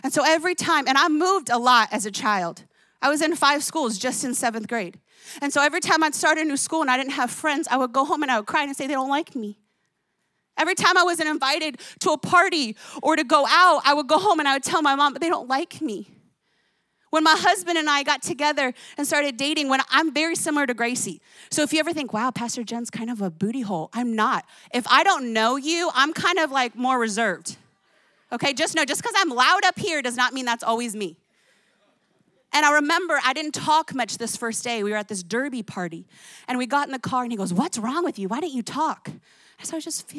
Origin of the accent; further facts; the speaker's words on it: New Jersey, United States; I grew up in New Jersey.